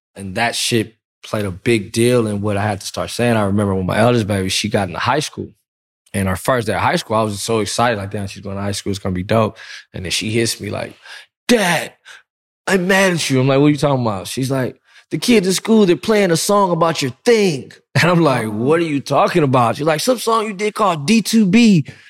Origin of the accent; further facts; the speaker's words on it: Compton, California, United States; I'm from Compton.